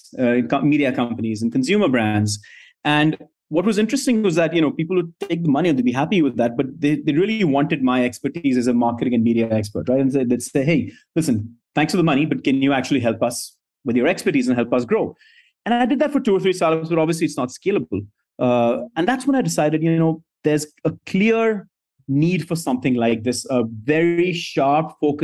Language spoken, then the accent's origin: English; India; moved away as an adult; also born or lived in New York City; I was born and brought up in India